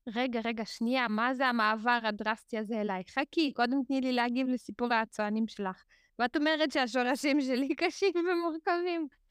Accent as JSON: {"language": "Hebrew", "town": "Haifa", "region": "Haifa District", "country": "Israel", "tie": "born or raised there", "also_born_or_lived": "Azerbaijan", "said": "אני עוד מעט בת 40 ואני כאן מגיל 8, אז אני מרשה לעצמי אה, להגיד שאני כמעט נולדתי כאן, אה, ובאמת הגענו, עלינו לחיפה, וגרתי בחיפה כמעט כל השנים"}